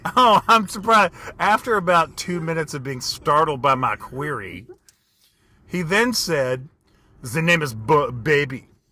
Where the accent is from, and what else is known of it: United States